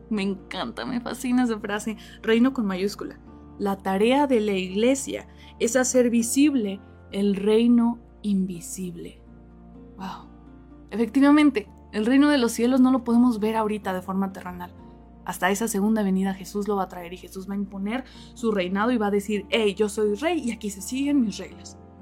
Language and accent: Spanish; Mexico City, Mexico; now in Cuernavaca, Mexico; yo no soy de aquí de Cuernavaca, yo soy de la Ciudad de México